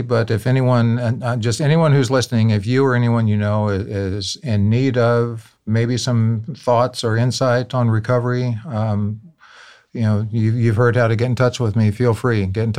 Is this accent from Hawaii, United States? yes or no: no; New Orleans, Louisiana, United States; My father was in the military, so we moved all over. When he retired back home to New Orleans, that's the first place I lived long enough to call home.